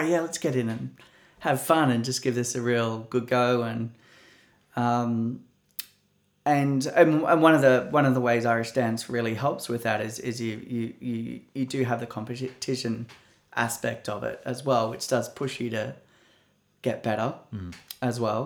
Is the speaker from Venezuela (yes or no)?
no; Australia; my tradition as an Australian